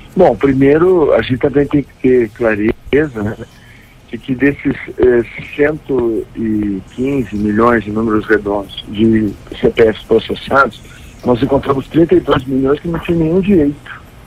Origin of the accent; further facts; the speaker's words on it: Rio Grande do Sul, Brazil; Eu, como gaúcho